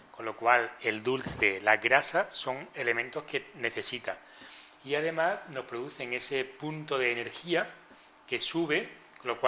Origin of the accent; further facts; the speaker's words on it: Seville, Andalusia, Spain; Y como buen sevillano que haces amigos